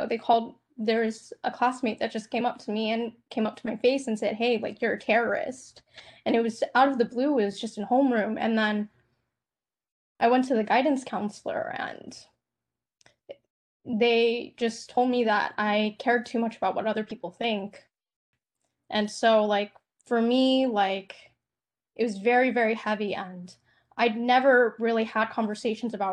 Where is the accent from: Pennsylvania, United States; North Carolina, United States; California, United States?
North Carolina, United States; I grew up in a small, rural, mostly white town in North Carolina